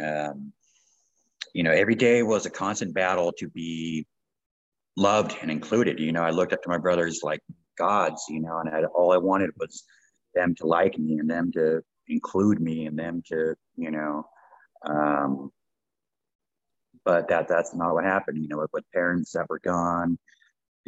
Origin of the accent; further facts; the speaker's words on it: right outside of Los Angeles, Southern California, United States; moved away as an adult; also born or lived in Calgary, Canada; now in Canada; born and raised in Southern California, basically LA, right outside